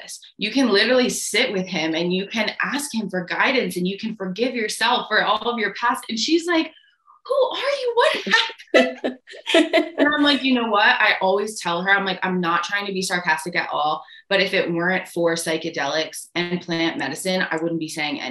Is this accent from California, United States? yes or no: no; Connecticut, United States; moved away as an adult; now in Guatemala; I'm originally from Connecticut in the US